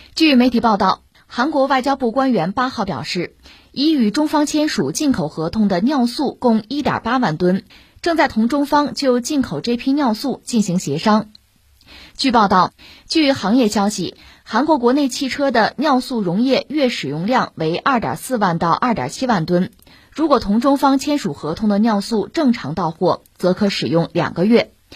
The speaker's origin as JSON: {"language": "Chinese", "country": "China", "said": "我们中国人也是见过世面的。"}